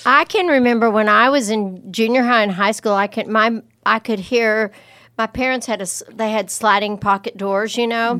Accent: the South or Texas, United States; growing up in the South or in Texas

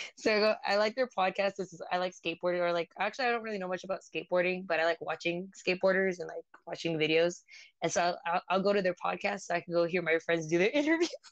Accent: San Jose, California, United States; I'm a model from San Jose, California, and I'm half Vietnamese and Filipino

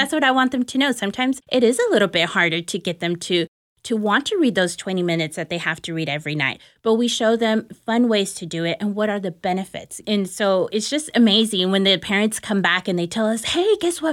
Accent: Dallas, Texas, United States; I was born and raised here in Dallas, Texas

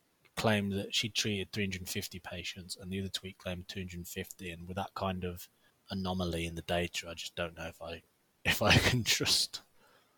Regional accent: United Kingdom; we're British.

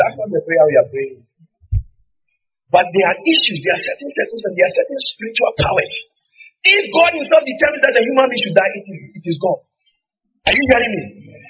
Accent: Jamaica; The Gleaner. Yeah. Because I'm Jamaican, or you're not aware.

